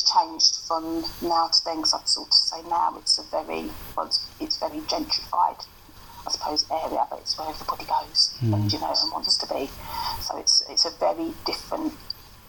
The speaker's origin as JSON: {"language": "English", "region": "London", "country": "United Kingdom", "tie": "born or raised there", "accent": "broad East End", "said": "I grew up in Bow"}